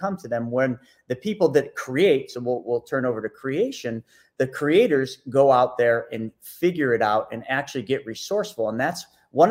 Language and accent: English; Buffalo, New York, United States; I came from Buffalo, New York.